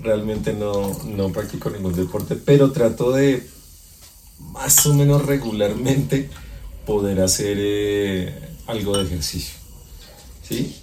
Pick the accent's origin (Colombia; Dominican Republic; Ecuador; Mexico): Colombia; como colombiano